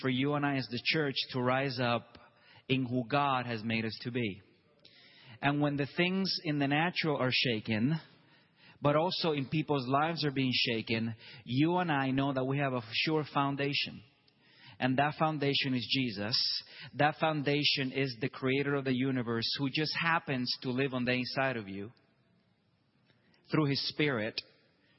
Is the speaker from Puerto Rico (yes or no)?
yes; Puerto Rico; now in Tulsa, United States; I myself, I'm from Puerto Rico